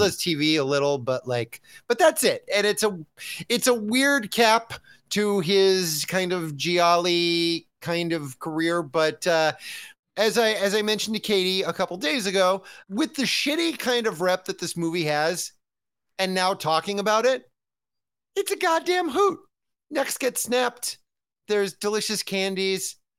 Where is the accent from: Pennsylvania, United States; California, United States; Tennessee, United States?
California, United States; as a Californian